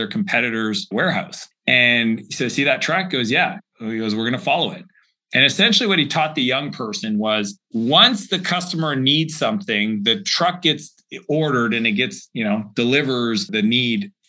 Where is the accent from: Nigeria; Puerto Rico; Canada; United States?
Canada; Atlantic Canada; the small region that I grew up in Atlantic Canada